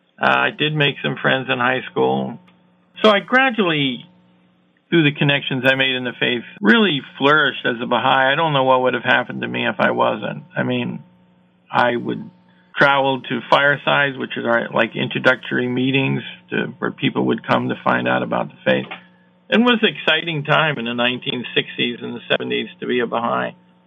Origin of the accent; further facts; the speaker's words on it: Iowa, United States; I was a lonely teenager. Growing up in Iowa, I didn't really know anybody.